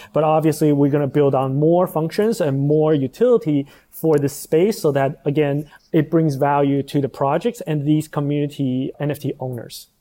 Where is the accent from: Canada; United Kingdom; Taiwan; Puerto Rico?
Taiwan; moved away as an adult; also born or lived in United States; I'm actually originally from Taiwan